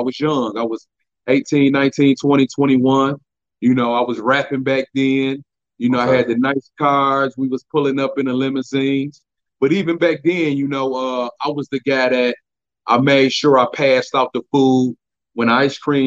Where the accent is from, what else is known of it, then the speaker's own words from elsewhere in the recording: Pontiac, Michigan, United States; I grew up in Pontiac, Michigan, Section 8 housing.